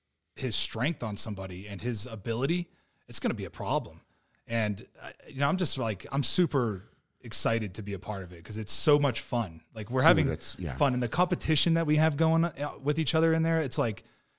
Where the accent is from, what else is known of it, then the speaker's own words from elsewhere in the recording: Ohio, United States; from Ohio. So just south of Youngstown, and, had a pretty rough childhood, bounced around a lot.